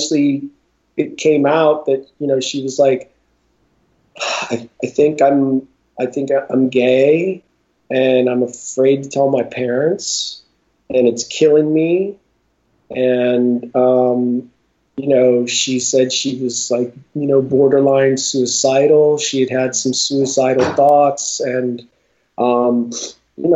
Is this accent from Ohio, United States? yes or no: yes; Northeast Ohio, United States; when I was in school in Northeast Ohio